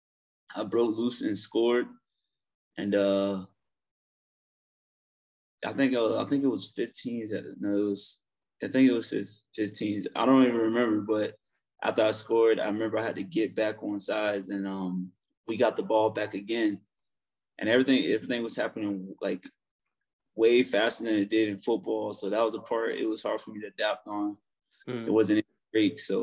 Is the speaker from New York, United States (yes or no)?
no; South Florida, United States; moved away as an adult; now in Denver, United States; I'm from South Florida. I grew up there. Just moved to Denver not too long ago